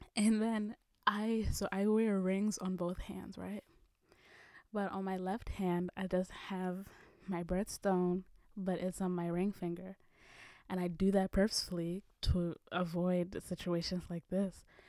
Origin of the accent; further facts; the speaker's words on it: Kenya; moved away; my home country, Kenya